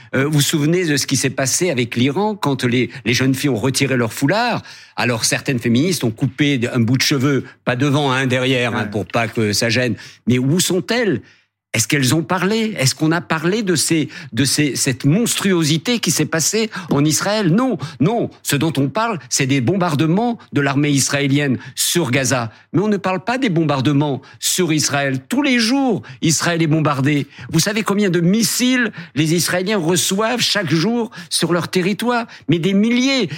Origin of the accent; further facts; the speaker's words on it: Algiers, Algeria; now in France; le petit blond de la Casbah, qui raconte mon enfance en Algérie